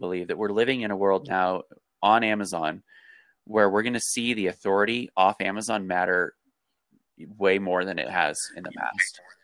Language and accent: English; Colorado, United States; I grew up in Colorado